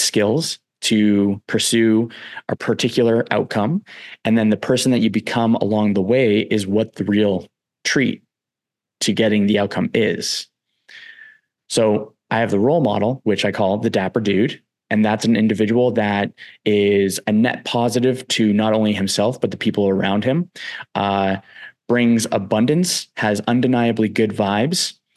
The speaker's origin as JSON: {"language": "English", "region": "East Coast", "country": "United States", "said": "I'm from the East Coast as well"}